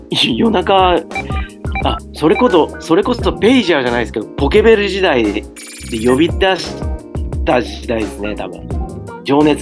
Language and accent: Japanese; Akihabara, Tokyo, Japan; うん僕も一応秋葉原で育った人間なんですけど